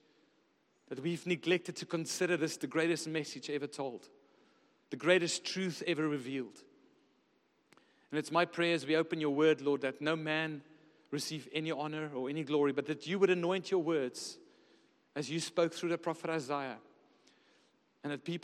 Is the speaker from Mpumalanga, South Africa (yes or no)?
no; Pretoria, Gauteng, South Africa; moved away as an adult; also born or lived in Stellenbosch, Western Cape; I come from Pretoria. There's not a lot of mountains there. There's a bit of hills